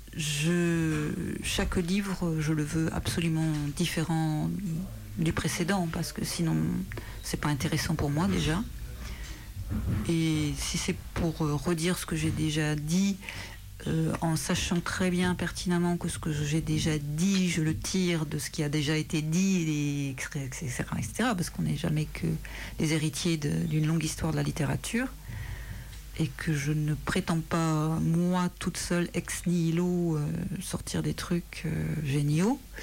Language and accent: French; France; je suis française